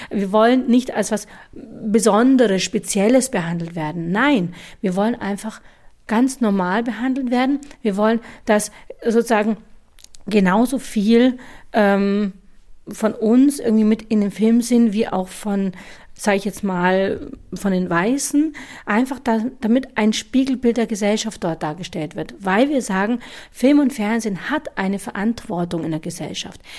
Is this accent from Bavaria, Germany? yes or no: yes; Bavaria, Germany; also born or lived in India; Ich wurde adoptiert von deutschen Eltern in eine deutsche, bayerische Welt, in der um mich herum alles weiß war. Alle Menschen waren weiß, alle Menschen waren deutsch, alle waren bayerisch.